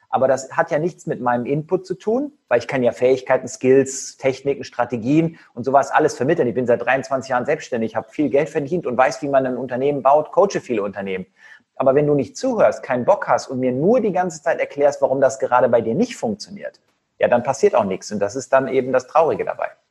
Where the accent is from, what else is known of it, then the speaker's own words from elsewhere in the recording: Cologne, North Rhine-Westphalia, Germany; also born or lived in Leverkusen; Ich komme ja aus Köln